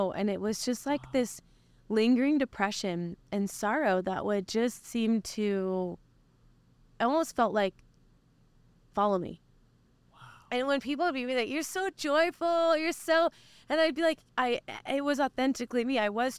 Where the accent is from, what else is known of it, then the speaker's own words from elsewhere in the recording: Oklahoma, United States; so I was born and raised in Oklahoma.